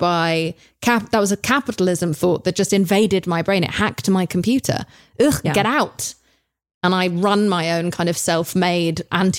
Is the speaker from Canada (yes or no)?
no; England, United Kingdom; I'm English.